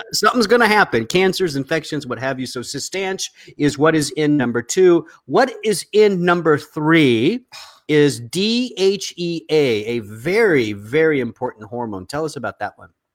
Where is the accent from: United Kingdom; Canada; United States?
United States; the South; you and I come from the South